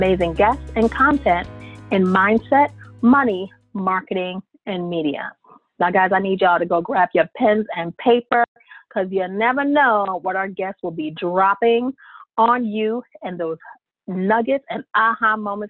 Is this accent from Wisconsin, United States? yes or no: no; New York, United States; I'm a New Yorker